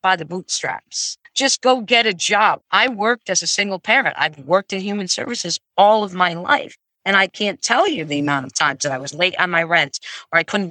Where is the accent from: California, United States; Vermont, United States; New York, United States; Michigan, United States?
Vermont, United States; I grew up in Vermont.